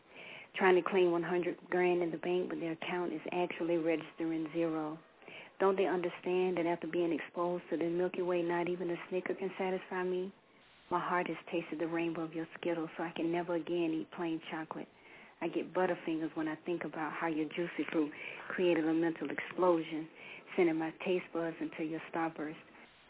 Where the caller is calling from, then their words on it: South Carolina, United States; I'm just kidding. I'm calling from South Carolina.